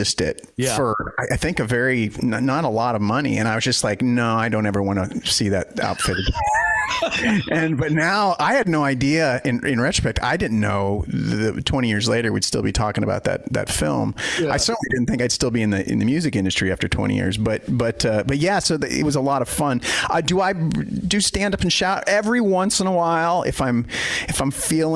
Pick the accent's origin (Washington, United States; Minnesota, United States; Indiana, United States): Washington, United States; Pacific Northwest; I'm from the Pacific Northwest